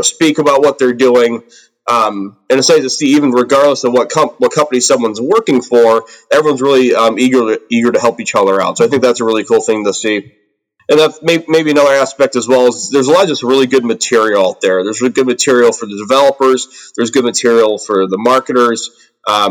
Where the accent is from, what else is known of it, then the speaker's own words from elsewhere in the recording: Aurora, Illinois, United States; I'm from the Chicago suburbs here in the United States. The city I'm from is actually called Aurora.